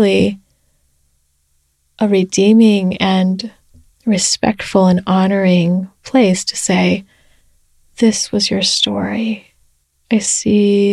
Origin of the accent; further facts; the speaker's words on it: United States; being Chinese American